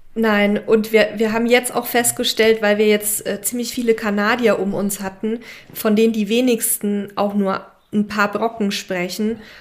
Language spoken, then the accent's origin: German; Mexico; als Mexikaner und, und ich bin ja jetzt auch schon so lange hier